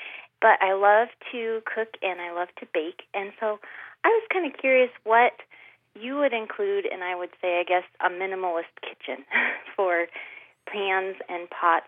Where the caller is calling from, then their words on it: Pella, Iowa, United States; I'm calling from Pella, Iowa.